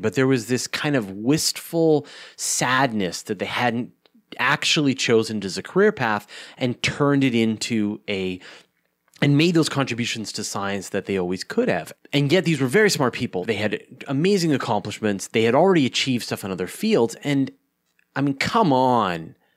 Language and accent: English; Canada; I'm a Canadian.